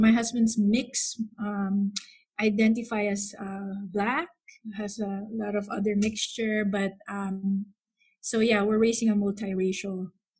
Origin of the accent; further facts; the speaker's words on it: Philippines; moved away as an adult; now in United States; I was born and raised in the Philippines, and I actually came in the States when I was 23 years old.